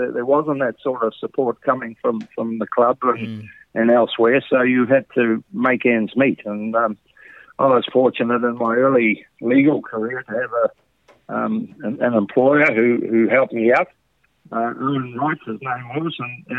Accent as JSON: {"language": "English", "region": "Auckland", "country": "New Zealand", "tie": "born or raised there", "said": "It wasn't very fashionable to be an islander in New Zealand in those days."}